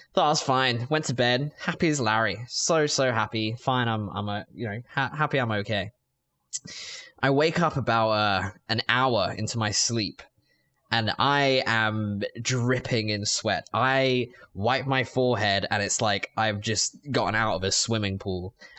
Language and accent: English; England, United Kingdom; See, I'm English, swagger.